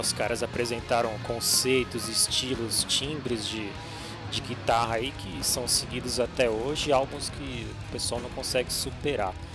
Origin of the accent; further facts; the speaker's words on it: ABC Paulista, São Paulo, Brazil; now in São Paulo, Brazil; estou em São Paulo, São Paulo. Sou do ABC